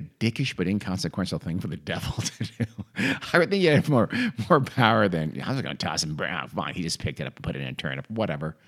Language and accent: English; Southern California, United States; we grew up in Southern California where there's only two seasons